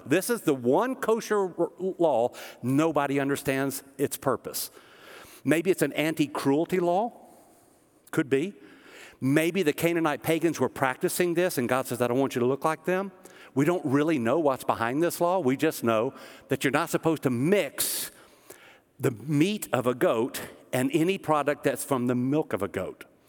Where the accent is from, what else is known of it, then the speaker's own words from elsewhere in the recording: the South, Tennessee, United States; also born or lived in Kansas City, Missouri; we're from the South